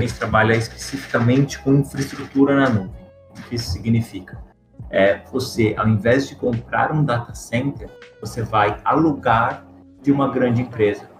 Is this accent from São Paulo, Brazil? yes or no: yes; interior of São Paulo, Brazil; eu sou do interior de São Paulo, então é um setor que eu conheço bastante, morei em fazenda e tudo mais